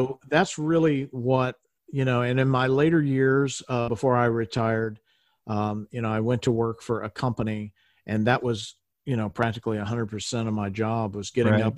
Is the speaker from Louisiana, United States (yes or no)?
yes; Shreveport, Louisiana, United States; I was born in Shreveport, Louisiana